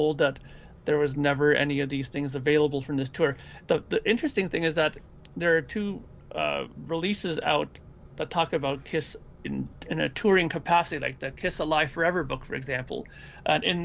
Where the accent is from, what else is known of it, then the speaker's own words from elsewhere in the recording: Toronto, Ontario, Canada; I'm from the Toronto area